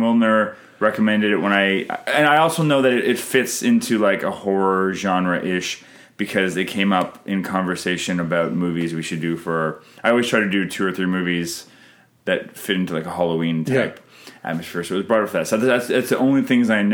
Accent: Canada; I'm Canadian filmmaker

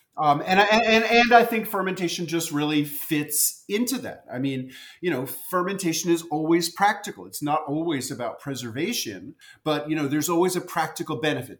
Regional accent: New York City, New York, United States; as a kid growing up in New York City, I loved pickles

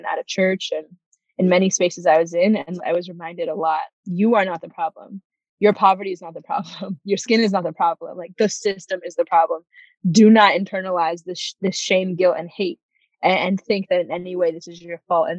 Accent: Fresno, California, United States; also born or lived in Santa Cruz, California; We moved to Fresno

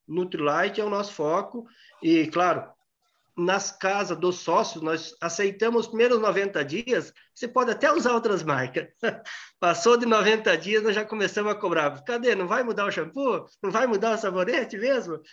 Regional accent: Pranchita, Paraná, Brazil; moved away as an adult; Nasci lá na, no município de Pranchita, no sudoeste do Paraná, bem na fronteira com a Argentina. Por pouco não nasci argentino, mas aí fiquei, fiquei no interior até, até os 21 anos

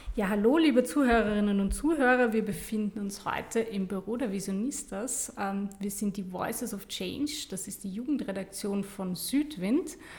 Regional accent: Vienna, Austria; Ich bin in Stammersdorf aufgewachsen

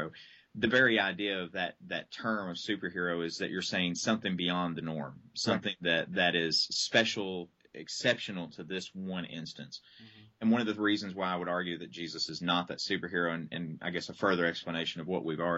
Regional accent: Southeast, United States; now in Lexington, United States; I grew up in the Southeast and continue to minister

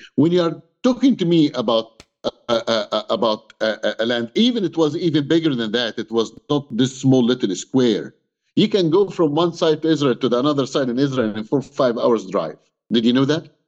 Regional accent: Egypt; English is a second language; now in Canada; I'm Egyptian. I was born in Egypt.

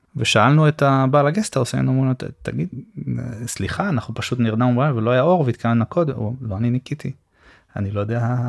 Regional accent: Rishon LeZion, Central District, Israel; אני גדלתי בפרדסים, בסדר? מה שהיה לשעבר הפרדסים של ראשון

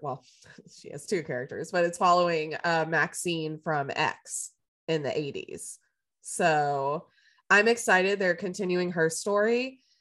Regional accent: the South, United States; I grew up in the South

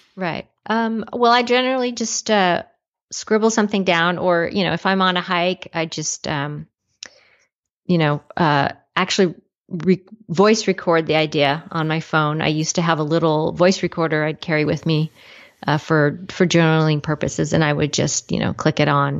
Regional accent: Los Angeles, California, United States; I grew up in the uh, Los Angeles area in California, which surprisingly has a lot of mountains in it

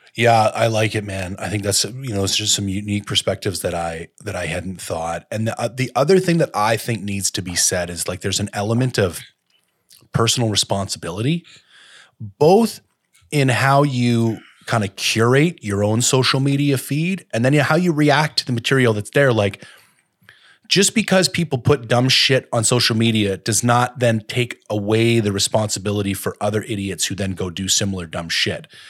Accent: Canada; as a Canadian

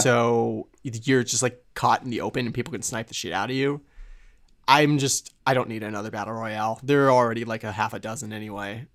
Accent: United States

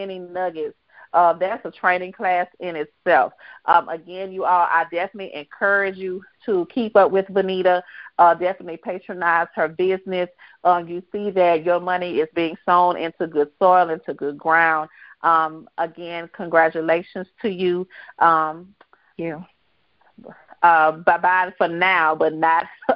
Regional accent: Baton Rouge, Louisiana, United States; moved away as an adult; from my home state, from my hometown

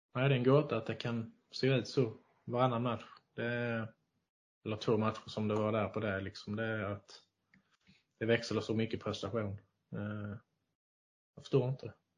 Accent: Skåne, Sweden; accent: Scanian; min skånska

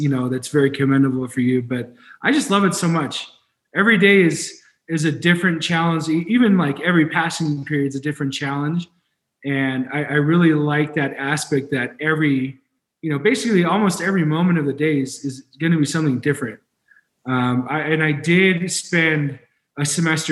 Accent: San Diego, California, United States; also born or lived in Spain / Boulder, Colorado; now in Colorado, United States; I got the privilege to grow up in San Diego about 20 minutes away from the beach

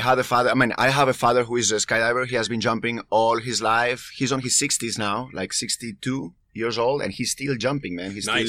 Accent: Spain; from Spain.

